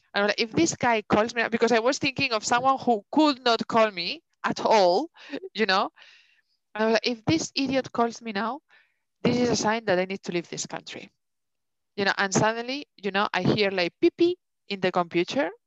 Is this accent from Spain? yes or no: yes; Spain; accent: thick Spanish; English is a second language; also born or lived in England; now in Denmark; I have such a thick Spanish accent